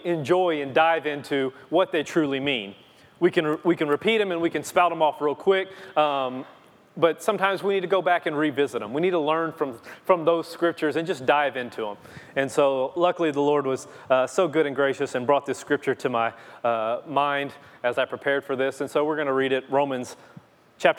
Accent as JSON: {"language": "English", "region": "Louisiana", "country": "United States", "said": "I'm from Louisiana"}